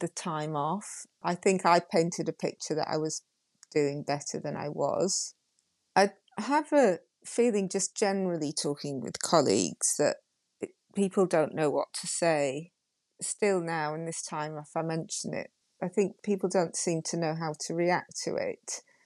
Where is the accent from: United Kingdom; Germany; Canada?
United Kingdom; Yorkshire and the Humber; I'm from Yorkshire